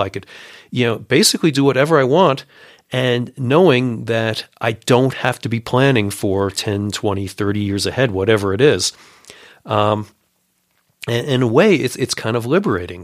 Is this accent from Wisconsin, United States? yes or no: no; Long Island, New York City area, United States; now in Colorado, United States; I grew up in New York City area, uh, on Long Island